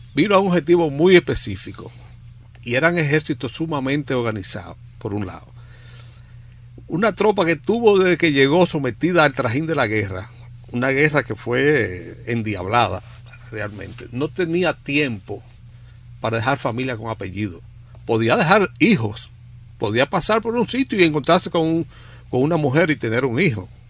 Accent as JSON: {"language": "Spanish", "region": "Dajabón", "country": "Dominican Republic", "said": "yo soy liniero, yo soy de Dajabón"}